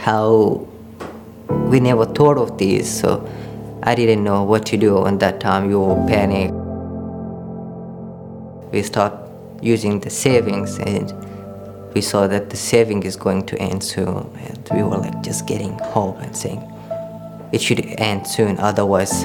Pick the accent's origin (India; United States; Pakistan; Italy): Pakistan; also born or lived in Afghanistan (ancestry); now in Australia; I belong to Hazara community. I grew up in Pakistan